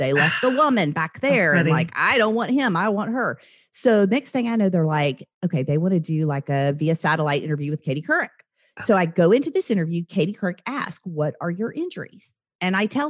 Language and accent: English; Oklahoma, United States; also born or lived in the South; I'm from Oklahoma